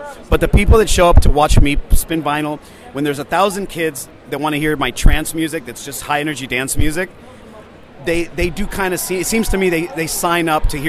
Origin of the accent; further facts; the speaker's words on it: San Francisco, California, United States; San Francisco. I was a nightclub DJ for 4 years professionally